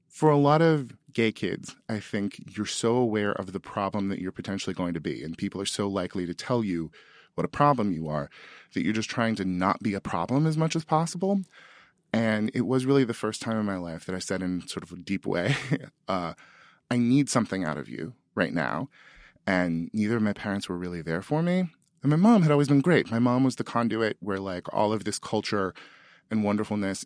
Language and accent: English; Sutter County, California, United States; I'm from Sutter County, California, the prune basket of the world